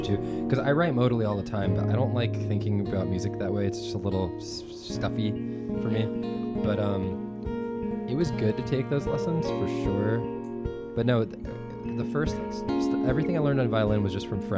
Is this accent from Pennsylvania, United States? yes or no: yes; Philadelphia suburbs, Pennsylvania, United States; I grew up in the Philadelphia suburbs